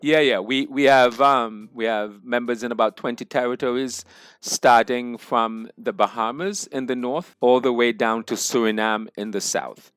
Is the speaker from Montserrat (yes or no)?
yes; Montserrat; I'm from Montserrat originally.